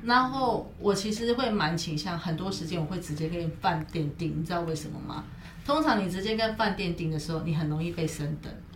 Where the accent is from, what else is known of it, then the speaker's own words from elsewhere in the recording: Taiwan; 身为台湾人的，我们